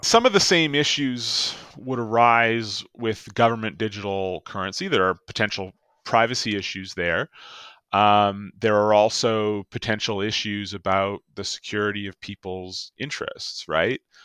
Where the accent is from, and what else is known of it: Canada